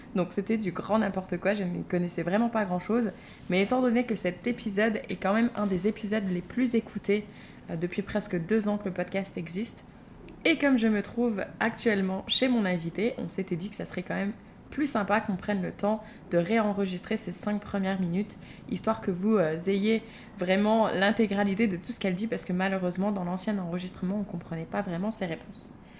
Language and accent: French; Moselle, Grand Est, France; on est du même village en Moselle